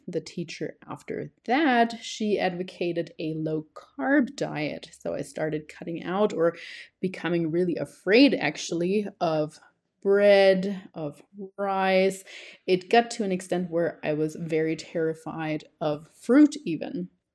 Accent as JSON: {"language": "English", "country": "Germany", "also_born_or_lived": "New Zealand", "moved": "yes", "lives_now": "Colombia", "said": "I am originally from Germany. I have lived there until two thousand nine, but then moved to New Zealand until two thousand nineteen."}